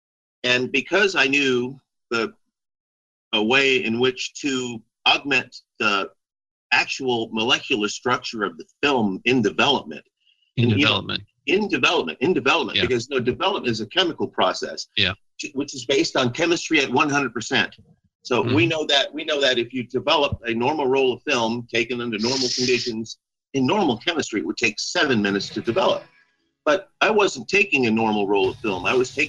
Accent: Central Luzon, Philippines; I was raised on Clark Air Force Base, which was a SAC CIA installation in the Philippines

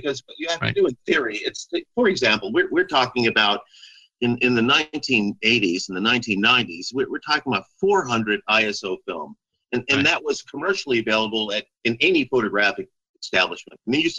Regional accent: Central Luzon, Philippines; I was raised on Clark Air Force Base, which was a SAC CIA installation in the Philippines

